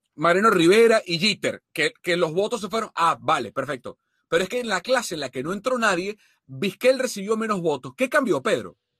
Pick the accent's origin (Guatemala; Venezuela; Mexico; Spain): Venezuela; como venezolano